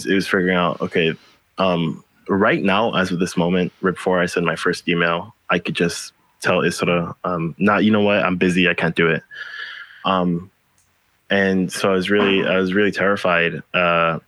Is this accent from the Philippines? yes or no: yes; Philippines; now in Hawaii, United States; I'm from the Philippines, and we get more storms than, you know, most places on Earth do in one year. I'd seen my community get flooded